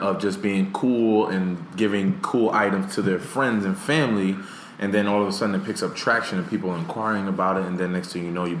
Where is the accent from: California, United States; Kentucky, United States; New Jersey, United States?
New Jersey, United States; Paterson; Paterson, New Jersey, Boys and Girls Club, which is my hometown.